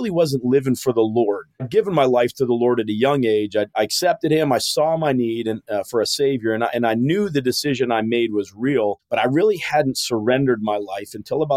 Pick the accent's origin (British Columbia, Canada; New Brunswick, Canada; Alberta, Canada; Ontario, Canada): Alberta, Canada; Calgary; I was born and raised in Calgary, Alberta, Canada